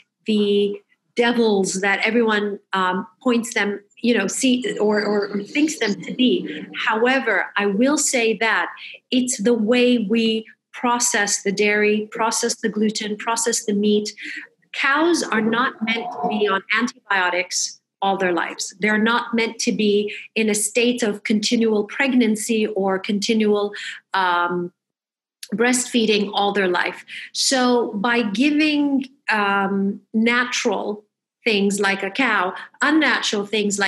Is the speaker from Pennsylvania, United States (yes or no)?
no; Michigan, United States; moved away; I grew up in Michigan